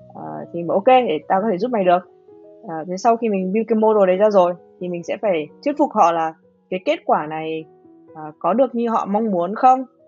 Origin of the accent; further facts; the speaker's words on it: Hanoi, Vietnam; moved away as an adult; now in United States; người người Hà Nội, mình sang à, Mỹ học